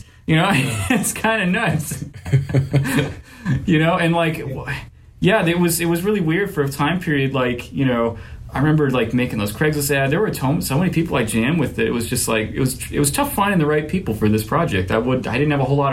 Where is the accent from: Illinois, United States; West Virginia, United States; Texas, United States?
Texas, United States; Dripping Springs; I grew up out in Dripping Springs, and that's west of Texas